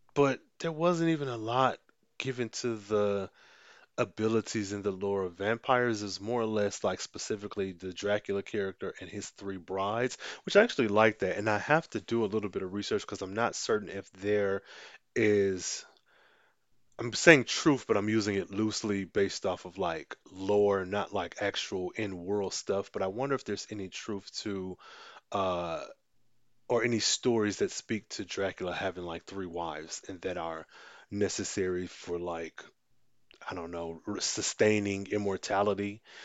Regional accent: United States; being black American, being the culture that I was raised

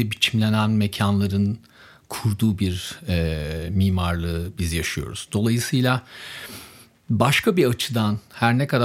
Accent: Germany; born there; Çünkü Almanya doğumluyum. Ailem Almanya'da yaşıyor

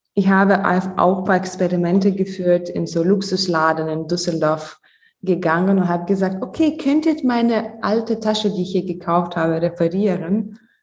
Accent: Lithuania; German is a second language; moved away; Ich komme ursprünglich aus Litauen, ähm, deswegen mein Deutsch ist nicht fließend

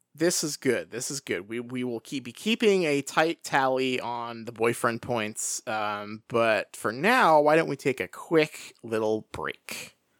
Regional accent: Pacific Northwest, United States; my hometown is sort of just standing in for forks here

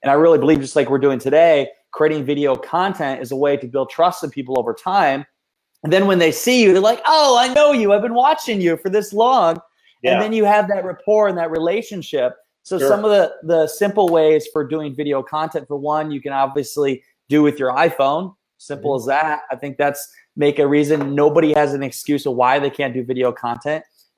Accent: Iowa, United States; we're related, obviously, because we're from Iowa

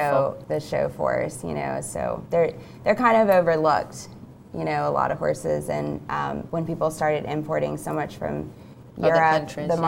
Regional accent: Ponte Vedra, Florida, United States; now in Gainesville, United States; I grew up riding in Ponte Vedra

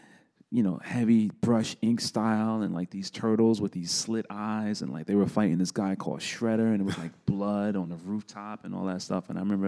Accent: New York City, New York, United States; Yeah, I grew up in the South Bronx, born and raised. Was born in 1975.

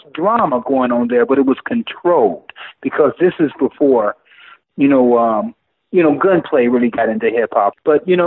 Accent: Cincinnati, Ohio, United States; I'm from Cincinnati, Ohio

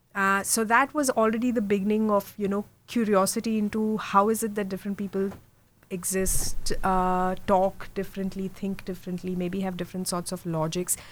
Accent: India; moved away; also born or lived in Mumbai / Germany; I'm from India. I was born and brought up in India. Um, I was born in Mumbai, so west central, I would say. But I really lived um, all over India because my dad was in the army.

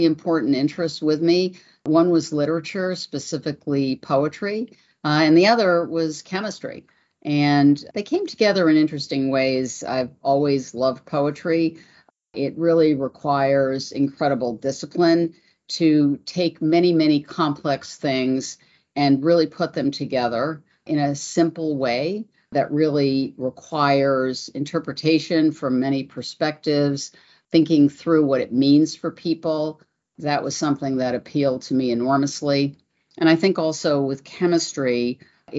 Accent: New York, United States; I'm originally from New York.

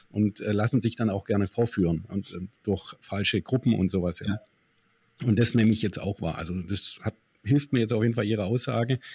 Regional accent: Stuttgart, Baden-Württemberg, Germany; hier immer Stuttgart 21, wir kommen ja aus Stuttgart.

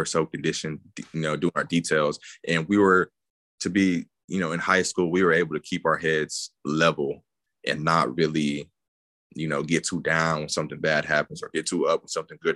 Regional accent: East Texas, United States; moved away as an adult; being from East Texas, being from such a small area

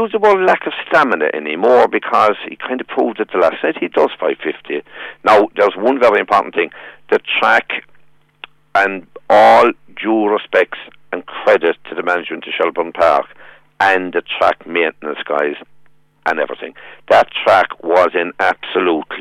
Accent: Tralee, Munster, Ireland; Growing up in Tralee

